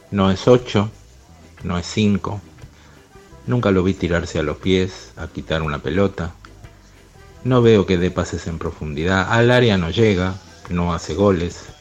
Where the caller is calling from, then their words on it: Buenos Aires, Argentina; de Villa del Parque.